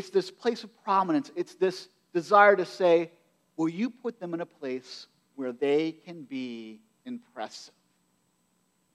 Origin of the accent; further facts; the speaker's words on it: United States; we're American culture